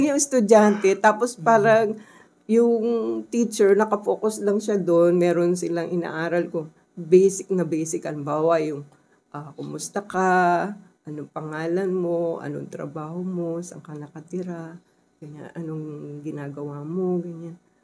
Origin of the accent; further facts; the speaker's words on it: Philippines; first language Tagalog; kasi Tagalog speaker ako, by, mm-hmm. di ba? Uh, yun yung first language ko.